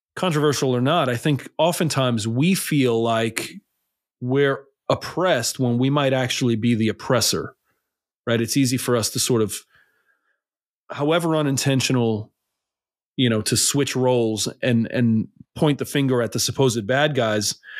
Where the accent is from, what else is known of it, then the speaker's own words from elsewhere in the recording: New York City, New York, United States; I grew up in New York City.